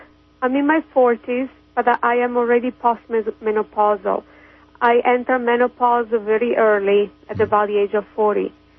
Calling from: Kansas, United States; English is a second language; Hi, this is … from Kansas.

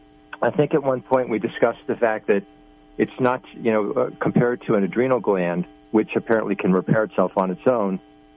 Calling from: Long Island, New York, United States; from Long Island.

